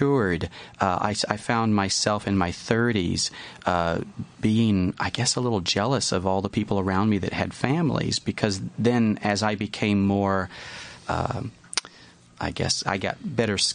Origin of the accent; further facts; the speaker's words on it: the South, United States; Because I grew up in the South